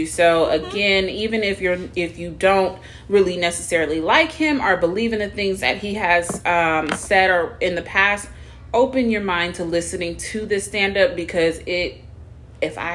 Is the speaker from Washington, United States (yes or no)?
yes; Seattle, Washington, United States; I was raised in Seattle on Capitol Hill